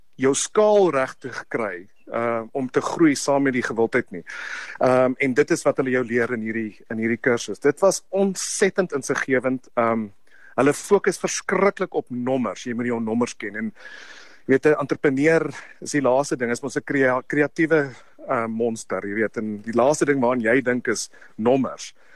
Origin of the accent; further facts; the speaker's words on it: South Africa; ons as Afrikaners